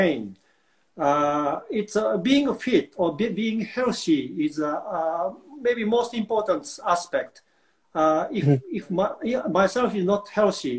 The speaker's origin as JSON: {"language": "English", "country": "Japan", "tie": "born or raised there", "second_language": "English", "moved": "as an adult", "lives_now": "Burlington, Canada", "said": "When I was children, growing up in Japan"}